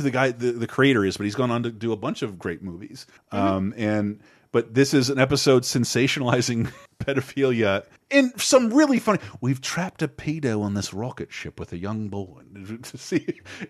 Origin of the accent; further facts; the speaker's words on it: United States; I'm an American.